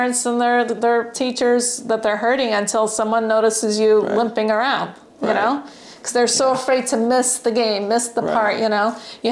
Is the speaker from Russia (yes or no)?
yes; Russia; now in California, United States; I'm from Russia